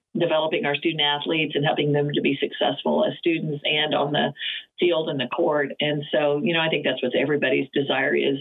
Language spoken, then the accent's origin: English; Oklahoma, United States; I grew up being in Oklahoma.